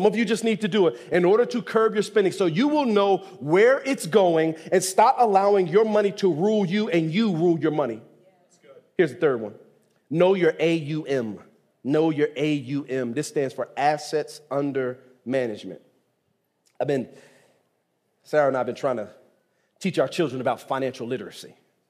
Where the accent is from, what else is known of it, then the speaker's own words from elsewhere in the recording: Nigeria; Now, I'm from Nigeria, but we're just going to charcoal.